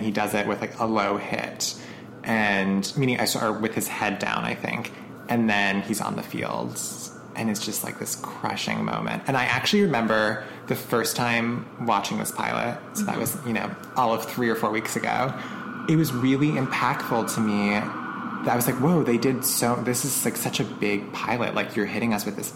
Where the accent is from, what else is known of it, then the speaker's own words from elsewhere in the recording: Canton, Massachusetts, United States; Dunkin' Donuts headquarters are in the town that I grew up